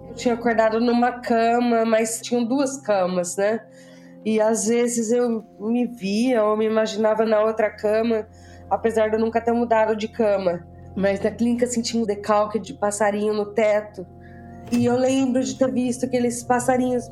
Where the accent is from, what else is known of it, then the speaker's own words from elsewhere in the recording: Bauru, São Paulo, Brazil; moved away as an adult; also born or lived in London; now in Cyprus; eu sou natural da cidade de Bauru, no interior de São Paulo